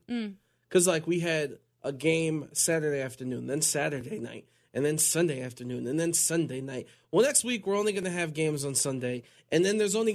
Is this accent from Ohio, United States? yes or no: yes; Cleveland, Ohio, United States; I'm from Cleveland.